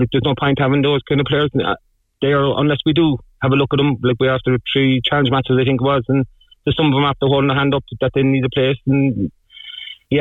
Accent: Cork, Munster, Ireland; we're from Cork

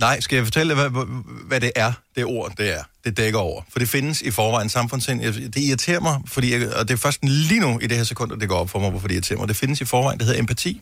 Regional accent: Denmark; vi er trods alt danskere

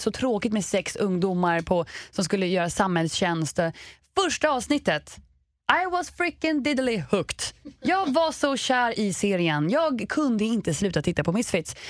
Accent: Sweden; vi svenskar

